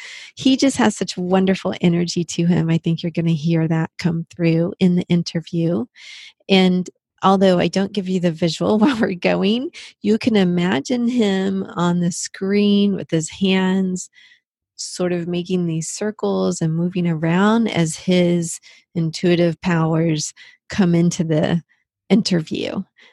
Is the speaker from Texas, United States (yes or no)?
yes; Texas, United States; I grew up in Texas as well.